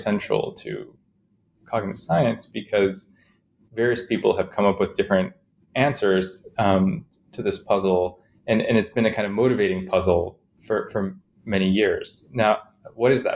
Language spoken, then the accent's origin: English; Chicago, Illinois, United States; I grew up in Chicago, mostly